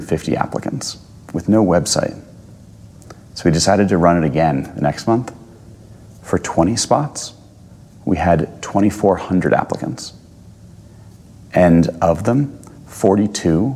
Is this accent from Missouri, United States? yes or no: no; New Jersey, United States; now in New York, United States; I'm from New Jersey originally, but live in New York